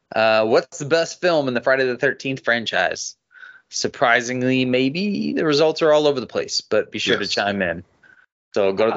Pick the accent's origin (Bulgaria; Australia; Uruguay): Australia; I'm from Australia, and I love you guys.